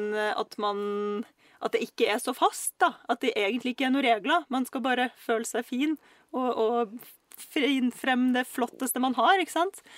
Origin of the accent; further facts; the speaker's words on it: Russia; now in Norway; jeg er fra Russland